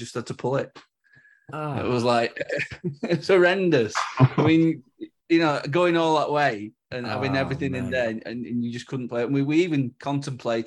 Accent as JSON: {"language": "English", "region": "North West England", "country": "United Kingdom", "said": "We're from the north"}